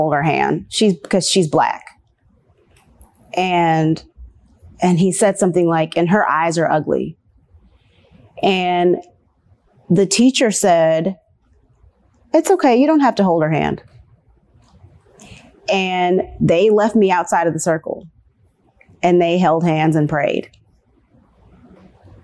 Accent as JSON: {"language": "English", "town": "Nashville", "region": "Tennessee", "country": "United States", "tie": "born or raised there", "also_born_or_lived": "Virginia", "said": "moved here when I was 4 years old. My family moved to Nashville"}